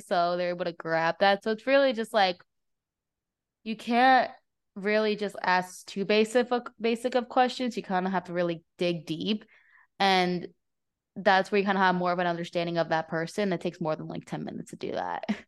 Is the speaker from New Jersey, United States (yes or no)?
yes; New Jersey, United States; moved away as an adult; also born or lived in Florida; I grew up in New Jersey, in North Jersey